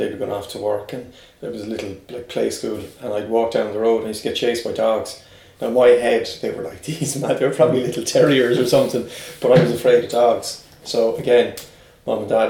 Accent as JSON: {"language": "English", "town": "Limerick", "region": "Munster", "country": "Ireland", "tie": "born or raised there", "said": "I was from Limerick, brought up there."}